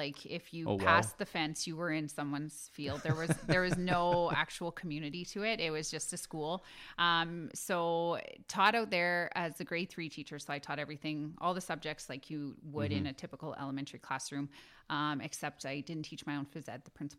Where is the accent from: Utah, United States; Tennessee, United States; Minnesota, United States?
Minnesota, United States; St. Paul; Born and raised at the St. Therese Health Center. Yeah. Born there, raised the rest of my life.